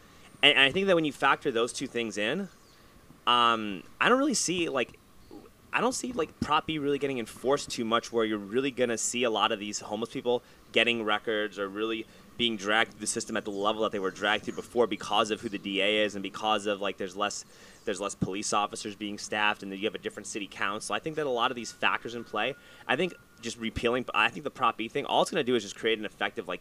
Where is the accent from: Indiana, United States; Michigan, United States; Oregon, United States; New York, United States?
New York, United States; New York City; I grew up in New York City.